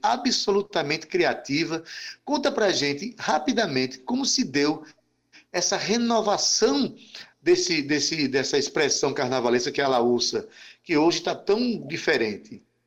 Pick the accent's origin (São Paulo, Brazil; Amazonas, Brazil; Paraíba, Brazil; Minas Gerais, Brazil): Paraíba, Brazil; Itabaiana; now in João Pessoa, Brazil; eu venho de Itabaiana, a minha cidade é Itabaiana